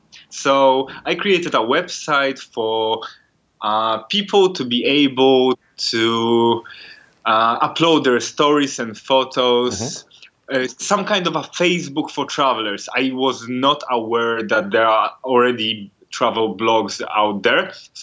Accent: Poland; I'm from Poland, just like Agnes

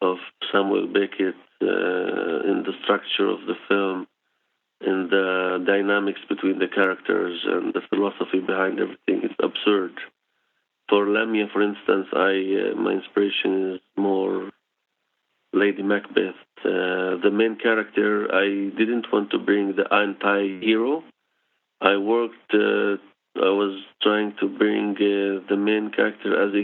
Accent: Israel; English is a second language; I was born in Israel

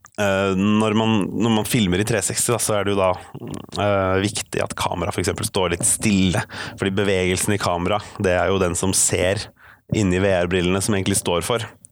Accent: Oslo, Norway; also born or lived in Bærum; now in Bergen, Norway; jeg er oppvokst i Bærum og Oslo. Eh, østlending i Bergen, med andre ord

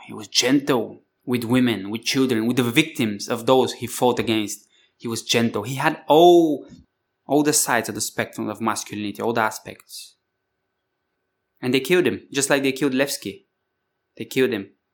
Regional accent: Bulgaria; I come from Bulgaria, you know, Thrace, the Thracian Valley, Spartacus

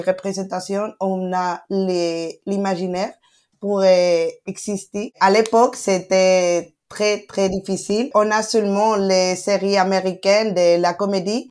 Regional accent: Spain; French is a second language; je suis né et grandi ici, mais mes parents sont marocains

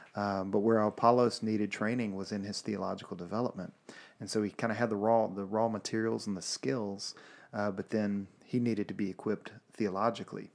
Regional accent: Louisiana, United States; moved away as an adult; also born or lived in Alabama; I'm from Louisiana

